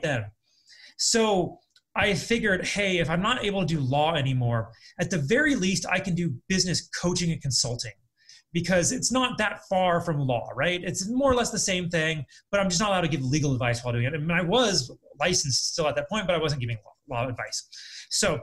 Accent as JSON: {"language": "English", "region": "California", "country": "United States", "also_born_or_lived": "Colorado / Akron, Ohio", "moved": "as an adult", "lives_now": "Las Vegas, United States", "said": "I was from California. I lived in Colorado before"}